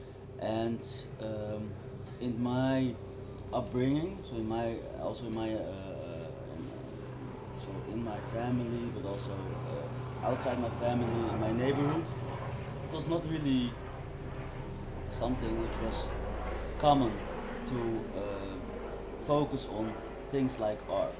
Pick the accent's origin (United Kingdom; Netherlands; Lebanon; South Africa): Netherlands; Amsterdam, North Holland; I always said the Koninklijke Buurt in Amsterdam